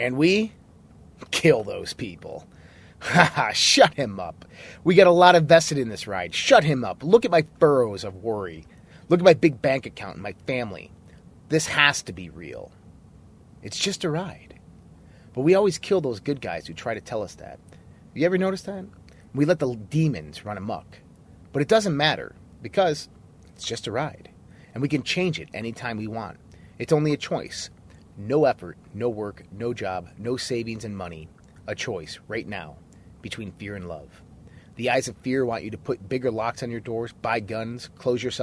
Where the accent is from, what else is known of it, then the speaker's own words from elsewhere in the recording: United States; us as American citizens